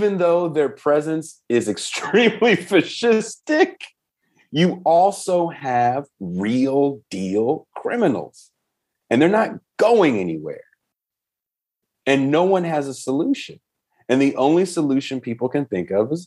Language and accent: English; Bay Area, California, United States; I'm from the Bay Area